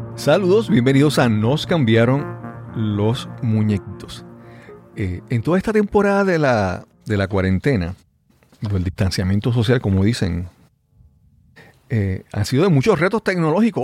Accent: Puerto Rico

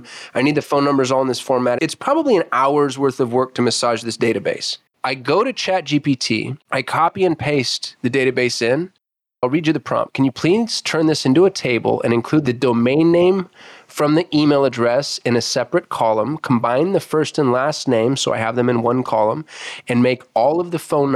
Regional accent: United States; I'm American

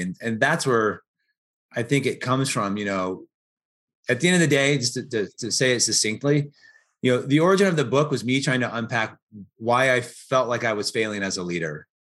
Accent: Portland, United States; moved away; also born or lived in Chicago / Atlanta; I grew up in Portland

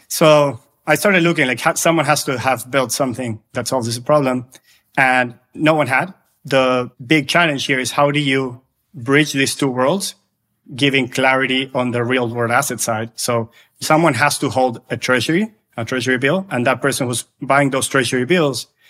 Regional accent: Argentina; I'm originally from Argentina, lived through high inflation for a long time

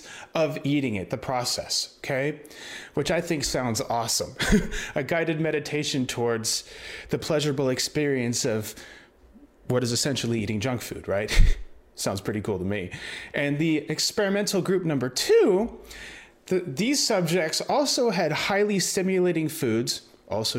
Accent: United States; I'm uncultured American

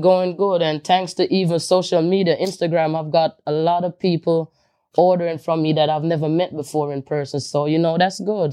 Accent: Jamaica; now in New York, United States; me growing up in Jamaica

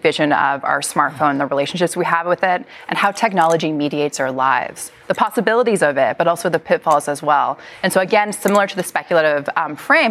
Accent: Western Canada, Canada; I was born and raised in Western Canada

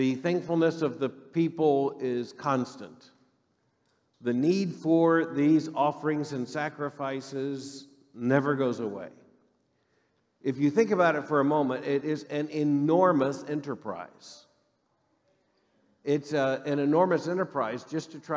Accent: Florida, United States; moved away; growing up in Florida, I grew up in the part of Florida that basically has one season and 6 hours of fall

